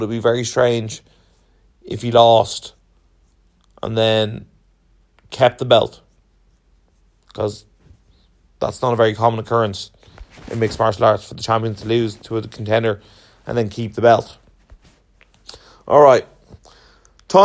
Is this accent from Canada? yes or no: no; Ireland; being Irish